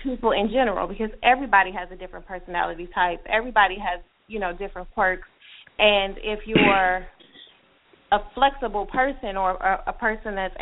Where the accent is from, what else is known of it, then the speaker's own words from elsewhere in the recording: Detroit, Michigan, United States; growing up in Detroit is one of the most segregated cities